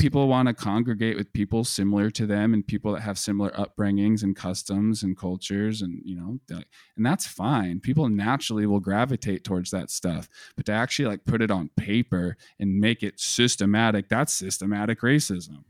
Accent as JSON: {"language": "English", "country": "United States", "tie": "born or raised there", "said": "Being an American, we're, we're raised and we're growing up on this heavy propaganda"}